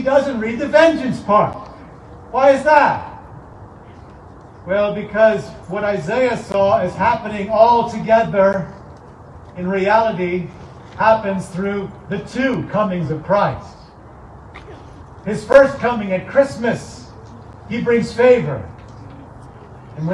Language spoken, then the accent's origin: English; East Coast, United States; moved away; also born or lived in upper Midwest; I'm from the East Coast originally.